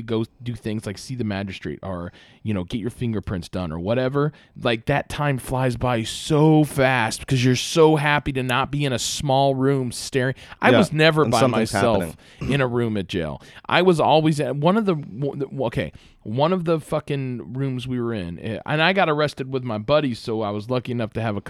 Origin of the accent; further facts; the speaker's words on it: Bronx, New York, United States; I grew up on the Bronx. Listen, all right, I grew up in the ghetto, man, for real.